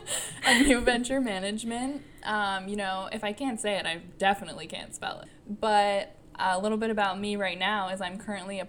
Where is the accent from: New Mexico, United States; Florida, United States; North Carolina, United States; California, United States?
New Mexico, United States; Santa Fe; now in Boston, United States; Yeah, I'm from Santa Fe, New Mexico.